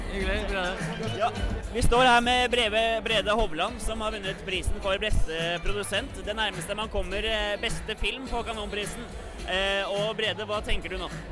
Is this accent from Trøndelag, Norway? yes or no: yes; Trondheim, Trøndelag, Norway; moved away; Oppvokst i Trondheim